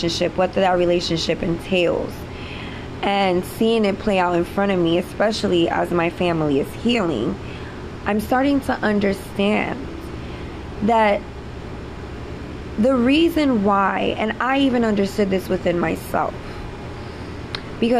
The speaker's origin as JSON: {"language": "English", "town": "New York City", "region": "New York", "country": "United States", "tie": "born or raised there", "said": "I'm from the city. I grew up in New York City, Spanish Harlem."}